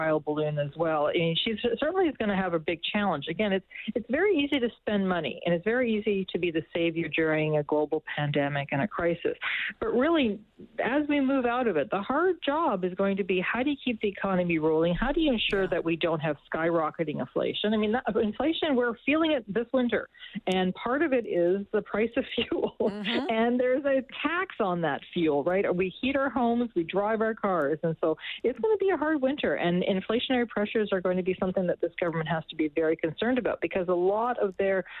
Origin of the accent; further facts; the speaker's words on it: Alberta, Canada; moved away; I grew up in Alberta in the 1980s